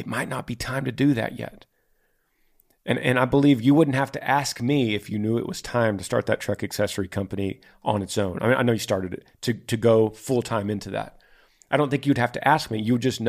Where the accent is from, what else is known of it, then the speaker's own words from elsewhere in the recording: Orem, Utah, United States; We are from Orem, Utah.